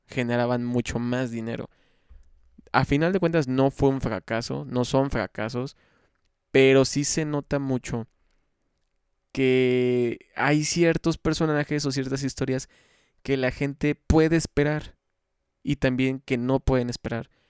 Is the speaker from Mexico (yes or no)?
yes; Xalapa, Veracruz, Mexico; yo soy de Jalapa, Veracruz, México